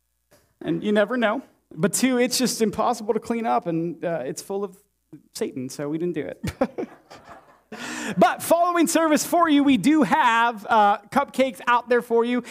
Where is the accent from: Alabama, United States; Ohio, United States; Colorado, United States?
Ohio, United States; Warren; moved away as an adult; also born or lived in Champion, Ohio / Indianapolis, Indiana; You know, I grew up here. I'm from Warren. I'm a byproduct of this town, this city. I grew up in Champion, graduated class of 05.